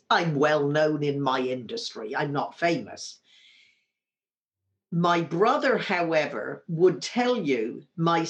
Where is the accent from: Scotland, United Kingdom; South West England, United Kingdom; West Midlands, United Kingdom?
South West England, United Kingdom; Wimborne; now in San Francisco, United States; when we were growing up in Wimborne, Dorset, in the south of England